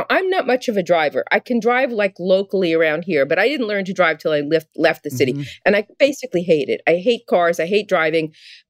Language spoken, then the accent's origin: English; New York City, New York, United States; I am from, I think it's called Kensington now.